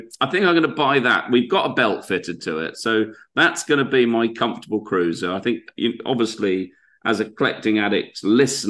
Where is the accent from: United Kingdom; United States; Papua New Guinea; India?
United Kingdom; Scotland; I'm Scottish